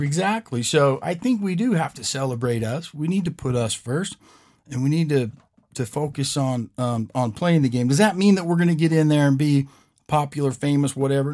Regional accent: West Coast, United States; I'm not from here. I'm from the West Coast.

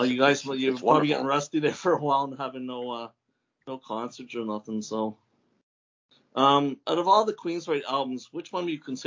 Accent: Toronto, Ontario, Canada; I'm from Toronto

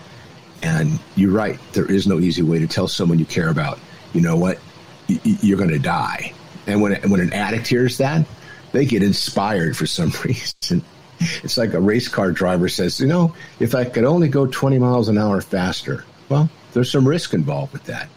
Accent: California, United States; I'm from California

